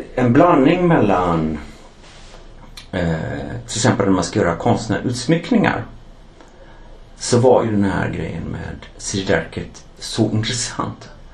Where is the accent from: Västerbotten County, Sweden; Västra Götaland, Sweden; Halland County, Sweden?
Västra Götaland, Sweden; Gothenburg; now in Stockholm, Sweden; jag är från Göteborg